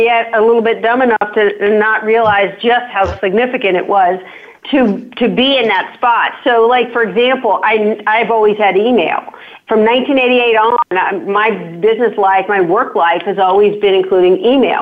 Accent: Virginia, United States; also born or lived in Washington, D.C. area; I grew up in Virginia, but in a small town.

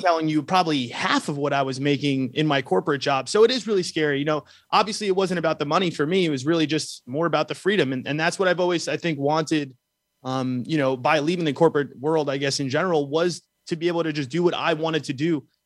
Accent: New York, United States; I grew up in New York, um, uh, so I'm a city boy

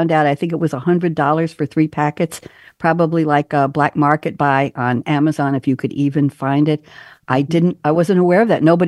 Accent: New York, United States; I'm a New Yorker

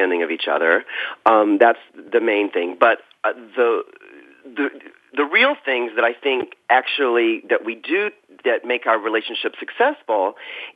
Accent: South Carolina, United States; moved away; growing up in South Carolina

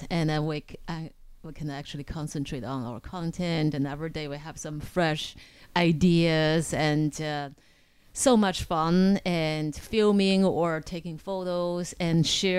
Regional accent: China; moved away; I am from China. I was born and raised in China, so very, very conservative family.

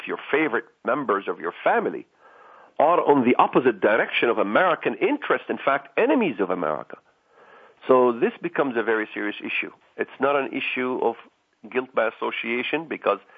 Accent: Israel; now in United States; I wasn't born in this country. I was born in Israel, came to this country.

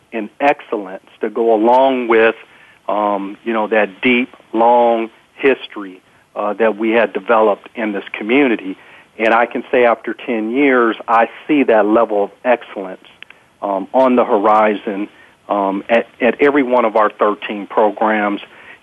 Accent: San Diego, California, United States; also born or lived in Alaska / Texas; growing up in San Diego and being a person of color, we were a very small sliver of the population here in San Diego

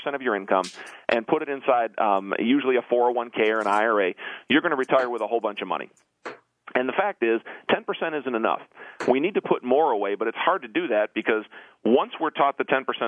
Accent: Detroit, Michigan, United States; I'm normally from Detroit, but I'm in Atlanta

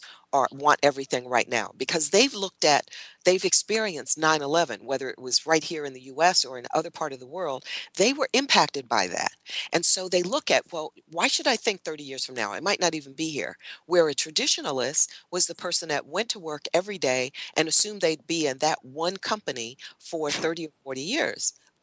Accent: New Jersey, United States; moved away; I grew up in New Jersey

